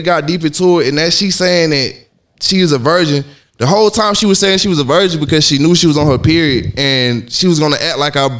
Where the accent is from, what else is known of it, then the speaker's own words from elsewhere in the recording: Atlanta, Georgia, United States; I'm from East Atlanta.